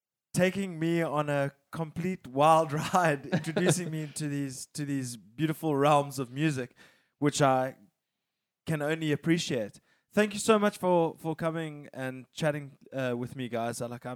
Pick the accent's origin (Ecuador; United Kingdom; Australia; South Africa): South Africa; I mean, we're South African, definitely.